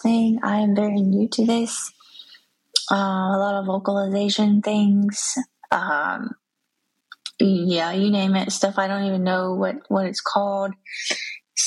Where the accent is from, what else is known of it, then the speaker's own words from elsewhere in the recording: Georgia, United States; moved away as an adult; now in South Carolina, United States; I was born and raised in Georgia.